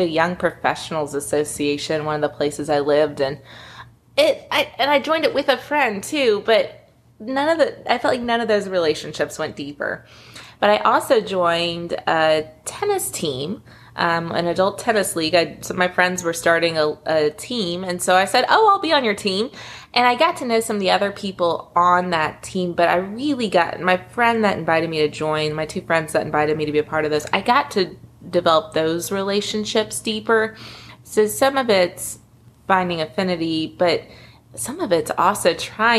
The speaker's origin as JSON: {"language": "English", "town": "Lexington", "region": "Kentucky", "country": "United States", "tie": "born or raised there", "also_born_or_lived": "Memphis, Tennessee", "moved": "as an adult", "said": "I moved back to Lexington, Kentucky, my hometown."}